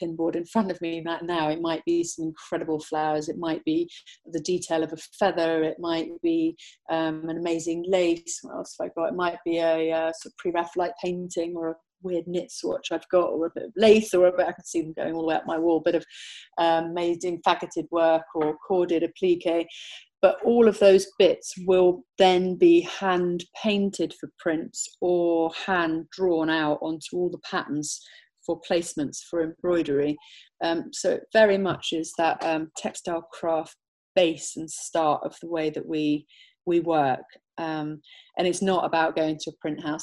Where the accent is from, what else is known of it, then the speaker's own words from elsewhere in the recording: Somerset, South West England, United Kingdom; also born or lived in London; Born and bred from Somerset, now based in Somerset more full time.